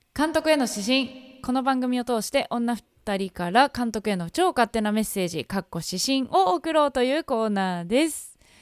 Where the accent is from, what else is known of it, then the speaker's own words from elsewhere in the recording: Gifu, Japan; 私の地 元の岐阜